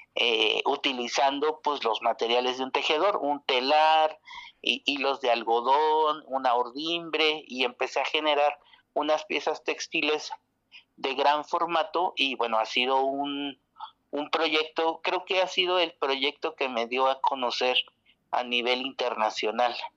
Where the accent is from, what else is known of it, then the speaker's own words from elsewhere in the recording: Mexico; now in Oaxaca, Mexico; mexicana que vive en Oaxaca